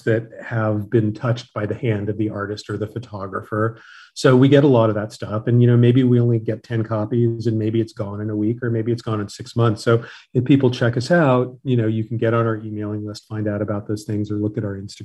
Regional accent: Los Angeles, California, United States; And I was born and raised in Los Angeles. I've lived here all of my life

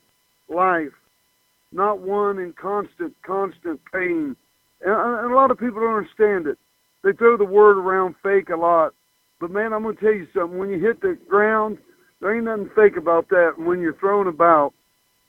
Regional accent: Chillicothe, Ohio, United States; As a young little boy growing up in Chillicothe, Ohio, and watching wrestling on television

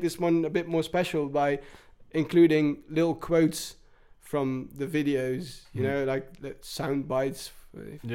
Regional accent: England, United Kingdom; now in Netherlands; where I grew up in England

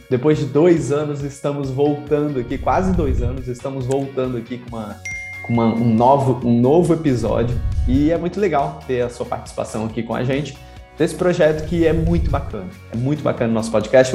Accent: Brasília, Federal District, Brazil; moved away; also born or lived in Santos; eu fui criado em Brasília

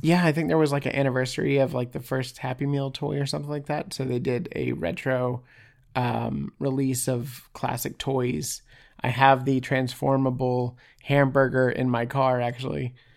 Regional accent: Houston, Texas, United States; I grew up around Astroworld, uh, in Houston, Texas.

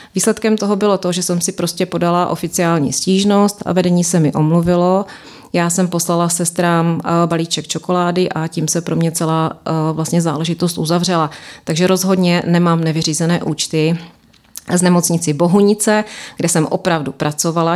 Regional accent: Brno, South Moravian Region, Czechia; moved away as an adult; now in London, United Kingdom; jsem vedoucí sestra na Áro a jsem z Brna

